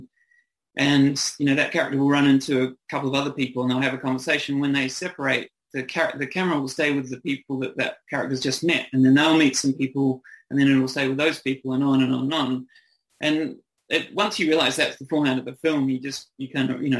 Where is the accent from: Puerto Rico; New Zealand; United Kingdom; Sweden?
New Zealand; accent: New Zealand; moved away as an adult; now in Australia; I'm a New Zealander, so I have a kind of, I moved over here in my early 20s